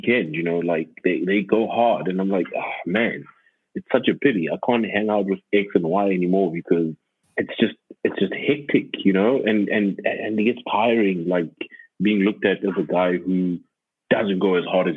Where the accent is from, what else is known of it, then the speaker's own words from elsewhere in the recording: Johannesburg, Gauteng, South Africa; moved away as an adult; also born or lived in Cape Town; I moved back last year in January, and I'm from Joburg